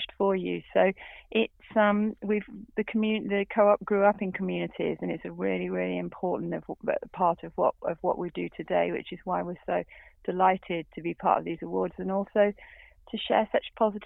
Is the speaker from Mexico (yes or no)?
no; Black Country, West Midlands, United Kingdom; I was brought up in the Black Country